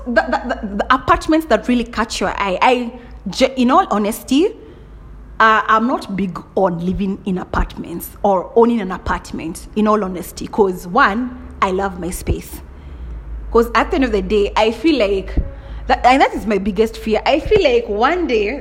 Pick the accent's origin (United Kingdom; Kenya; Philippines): Kenya; I'm a typical Kikuyu. Right? I told you I'm from Kenya 254